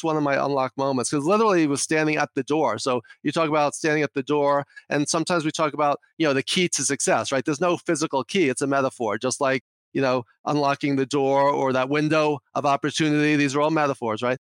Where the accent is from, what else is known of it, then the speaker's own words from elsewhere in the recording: New York City, New York, United States; accent: New York; I'm from New York, if you can't tell from my accent already